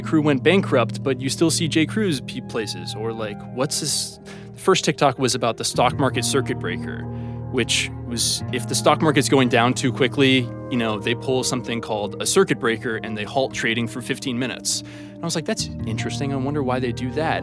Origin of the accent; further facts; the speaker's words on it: Ohio, United States; moved away as an adult; now in Los Angeles, United States; I'm from Ohio